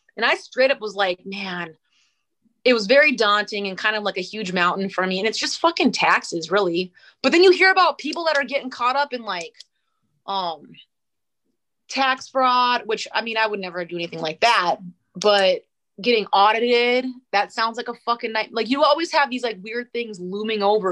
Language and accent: English; North Dakota, United States; moved away as an adult; now in Spokane, United States; I grew up in North Dakota